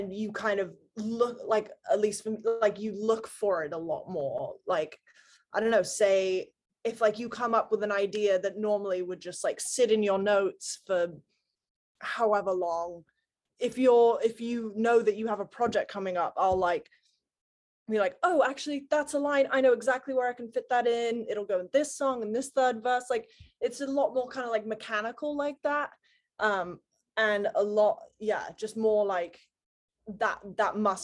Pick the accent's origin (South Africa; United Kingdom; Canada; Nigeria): United Kingdom; Gloucestershire, South West England; moved away as an adult; now in Nashville, United States; I grew up in Gloucestershire, England, which, you know, middle of the Cotswolds